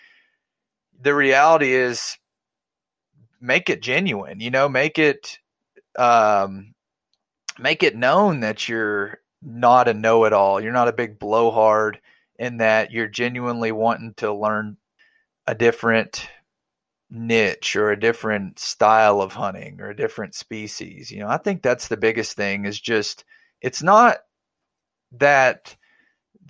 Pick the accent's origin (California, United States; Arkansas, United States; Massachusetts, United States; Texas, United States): Arkansas, United States; I grew up in Arkansas.